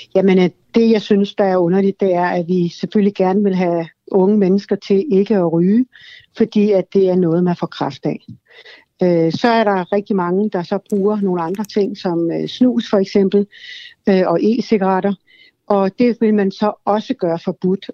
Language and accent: Danish; Sweden; now in Denmark; jeg kommer selv fra Sverige